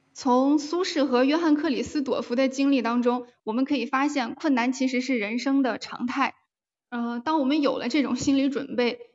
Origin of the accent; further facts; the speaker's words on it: Taiyuan, Shanxi, China; also born or lived in Cangzhou, Hebei; now in Wuhan, China; 我是出生在河北沧州，然后在山西太原长大。呃，目前是在武汉上学